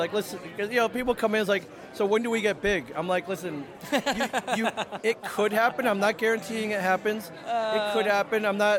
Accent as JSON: {"language": "English", "region": "Michigan", "country": "United States", "said": "found out I was from Michigan"}